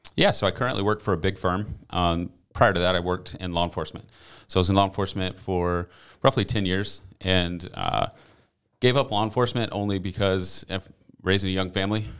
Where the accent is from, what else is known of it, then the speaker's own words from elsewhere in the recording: Green Cove Springs, Florida, United States; I'm from Green Coast Springs, graduated from Clay High School in two thousand five